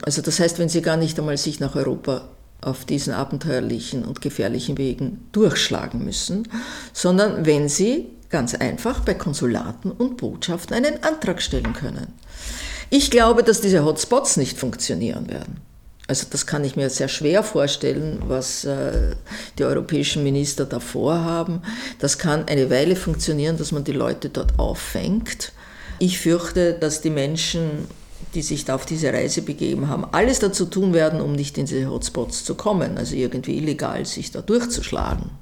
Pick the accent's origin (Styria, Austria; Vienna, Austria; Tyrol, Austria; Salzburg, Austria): Vienna, Austria; ich bin eine Wienerin der dritten Generation